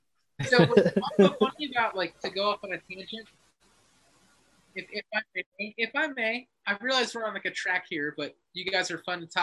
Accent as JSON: {"language": "English", "region": "Northeast", "country": "United States", "tie": "born or raised there", "also_born_or_lived": "New York City, New York / Pennsylvania", "accent": "Northeast accent, Philly", "lives_now": "Poconos, Pennsylvania, United States", "said": "I grew up in the Northeast. I grew up in New York City and Pennsylvania, so it's like I get this shitty dumb Northeast accent, the Philly thing where we say water"}